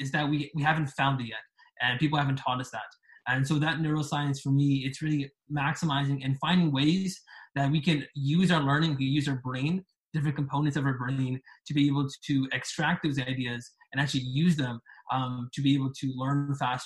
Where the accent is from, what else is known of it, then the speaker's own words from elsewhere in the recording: Canada; I am from Canada